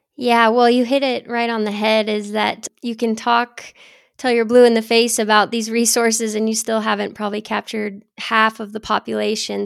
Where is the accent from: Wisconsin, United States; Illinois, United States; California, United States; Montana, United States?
Montana, United States; Geraldine; I grew up in Geraldine, Montana, which is kind of the north central part of the state